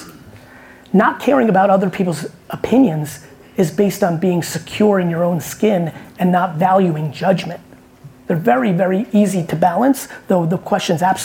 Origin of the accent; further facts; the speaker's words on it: New Jersey, United States; I grew up in Jersey